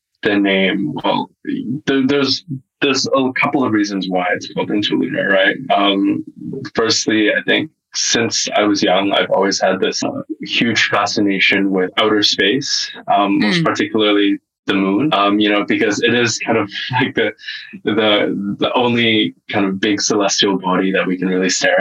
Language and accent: English; the West Coast, British Columbia, Canada; moved away as an adult; also born or lived in Singapore; I was born and raised in Canada and the West Coast